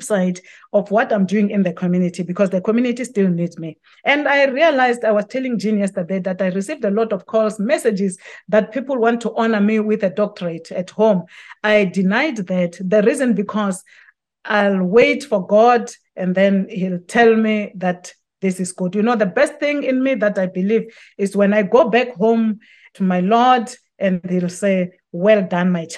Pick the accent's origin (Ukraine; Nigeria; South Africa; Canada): South Africa; people in my home country